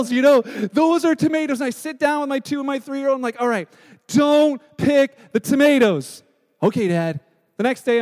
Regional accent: Canada; we're Canadian

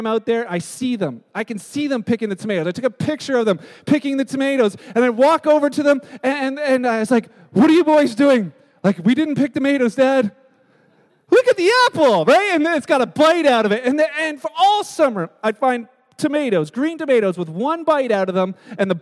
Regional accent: Canada; we're Canadian

